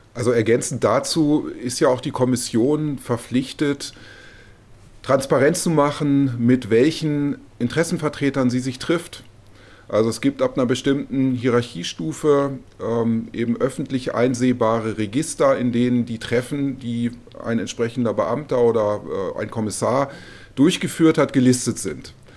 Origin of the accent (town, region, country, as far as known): Germany; moved away as an adult; now in Brussels, Belgium